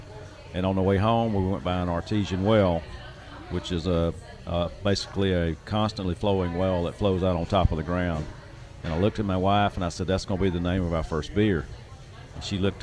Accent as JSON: {"language": "English", "town": "Omaha", "region": "Georgia", "country": "United States", "tie": "born or raised there", "said": "Omaha is where I was born and raised"}